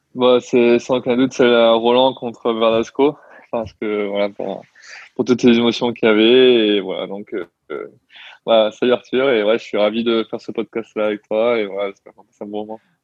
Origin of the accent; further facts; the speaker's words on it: Toulon, Provence-Alpes-Côte d'Azur, France; je viens de Toulon à la base